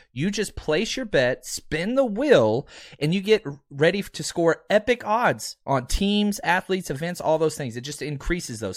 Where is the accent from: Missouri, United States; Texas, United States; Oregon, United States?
Texas, United States; I'm from Texas